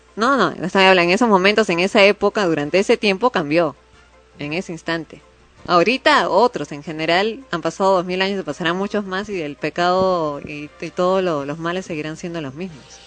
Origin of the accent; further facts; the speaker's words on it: Peru; todos somos peruanos